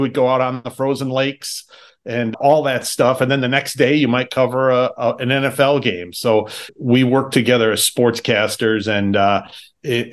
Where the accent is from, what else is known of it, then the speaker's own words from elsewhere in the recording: Wisconsin, United States; I'm from Wisconsin, I was new to Green Bay